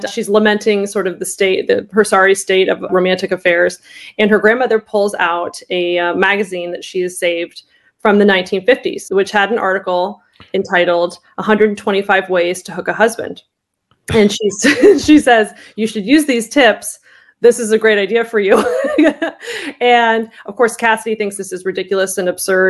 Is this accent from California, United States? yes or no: yes; Orange County, Southern California, United States; moved away as an adult; also born or lived in Los Angeles, United States; now in Maryland, United States; I grew up in California, in Southern California, Orange County area